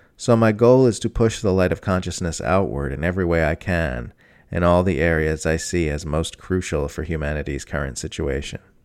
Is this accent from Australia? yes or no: yes; Australia; I am an Australian mother of two who just turned 47.